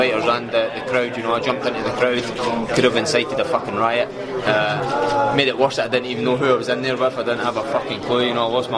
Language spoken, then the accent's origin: English; Scotland, United Kingdom; my hometown or city of Glasgow or Edinburgh